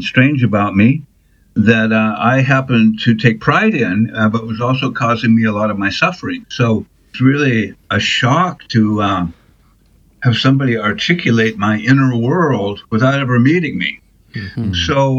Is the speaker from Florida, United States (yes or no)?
no; Portland, Oregon, United States; now in South Portland, United States; I think since about 1978. I came from Portland, Oregon, to Portland, Maine, and live here with my wife and my two kids.